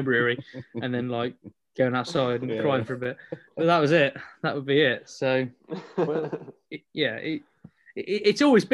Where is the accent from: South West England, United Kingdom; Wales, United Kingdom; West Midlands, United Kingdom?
West Midlands, United Kingdom; Burton upon Trent; now in Cornwall, United Kingdom; I'm from Burton, which is, you know, the home of British brewing